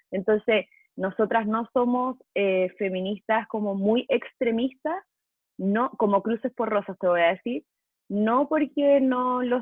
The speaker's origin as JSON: {"language": "Spanish", "country": "Chile", "moved": "as an adult", "lives_now": "Mexico", "said": "soy chilena, vivo en México hace seis años"}